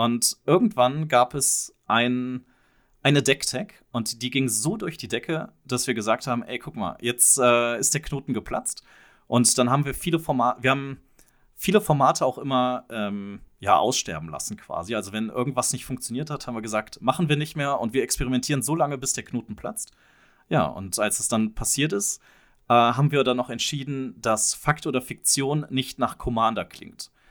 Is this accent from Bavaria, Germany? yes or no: no; Mönchengladbach, North Rhine-Westphalia, Germany; Ja, achso, und wir kommen aus München-Gladbach